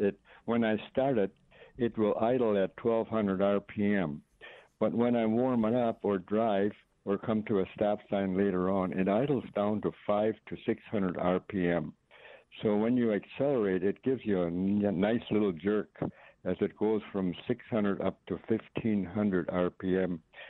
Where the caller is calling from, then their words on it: Springfield, United States; Yes, I'm from Springfield.